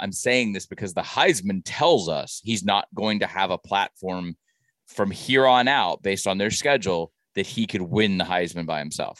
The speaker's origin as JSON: {"language": "English", "region": "Georgia", "country": "United States", "said": "I'm from Georgia."}